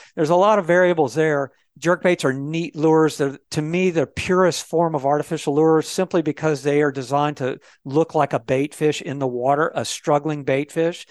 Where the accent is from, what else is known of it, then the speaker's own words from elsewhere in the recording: Florida, United States; I was raised in Florida